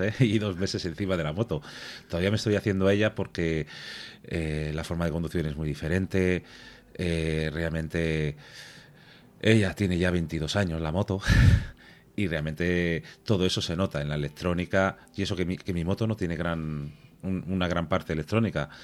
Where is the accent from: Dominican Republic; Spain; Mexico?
Spain; Santander, Cantabria; Yo soy de Santander